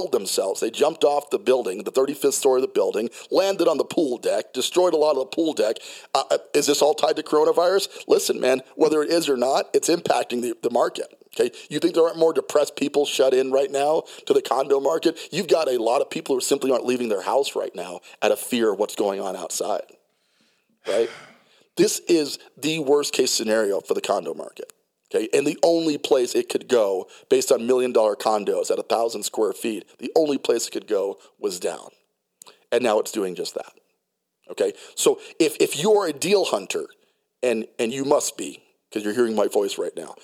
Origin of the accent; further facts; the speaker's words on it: New York City, New York, United States; also born or lived in New Jersey / Colorado Springs, Colorado; now in Denver, United States; I was born in New Jersey, raised in Brooklyn, New York. The city runs very deep into my psyche, okay? I'm just naturally a city guy. I can dabble in the suburbs. I grew up in the burbs, Colorado Springs, Colorado.